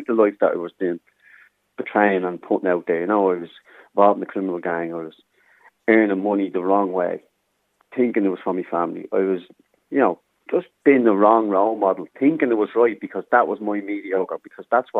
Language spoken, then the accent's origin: English; Dublin, Leinster, Ireland; also born or lived in Germany / London / Coolock, Dublin; Born in Darndale, so I was back 82, so grew up in Darndale as a young kid.